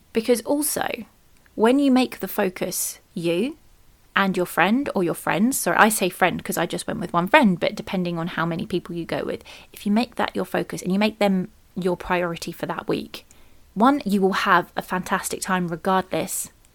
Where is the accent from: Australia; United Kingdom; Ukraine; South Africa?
United Kingdom